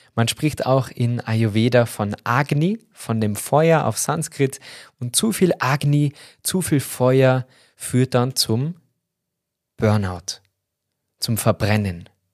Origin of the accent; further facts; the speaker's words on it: Austria; bei uns in Österreich